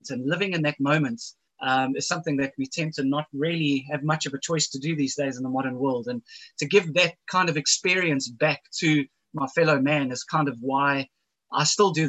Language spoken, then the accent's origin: English; Zimbabwe; And uh, growing up in Africa, you kind of don't really have much of do anything else but spend your time outdoors, um, especially during the 80s.